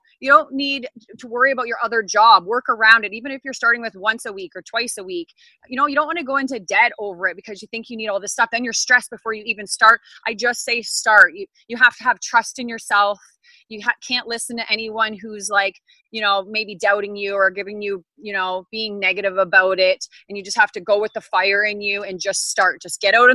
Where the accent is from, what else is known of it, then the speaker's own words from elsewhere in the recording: Ontario, Canada; I'm from Ontario, Canada